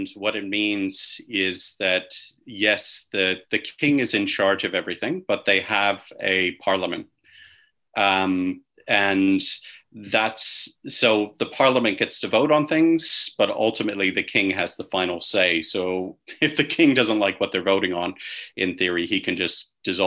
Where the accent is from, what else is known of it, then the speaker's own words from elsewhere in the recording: Pittsburgh, Pennsylvania, United States; moved away as an adult; also born or lived in Indonesia / Australia; I grew up in Pittsburgh, Pennsylvania, which is a very monolingual